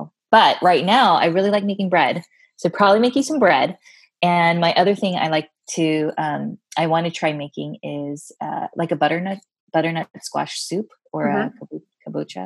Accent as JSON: {"language": "English", "country": "United States", "said": "I am Korean American, a second gen, meaning that my parents were the immigrants"}